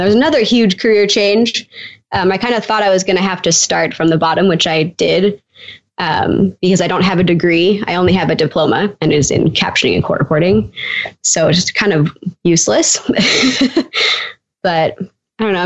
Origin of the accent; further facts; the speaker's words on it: Canada; I'm from Canada